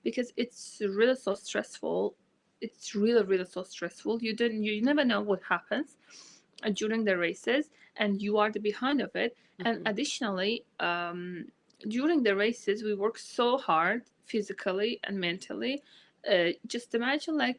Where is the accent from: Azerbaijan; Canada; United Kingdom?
Azerbaijan; first language Azerbaijani; English is a second language; My native language is Azerbaijani